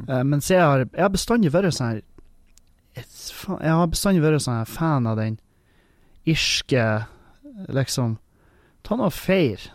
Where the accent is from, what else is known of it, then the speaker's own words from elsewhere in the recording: Halsa, Nordland, Norway; jeg er fra Halsa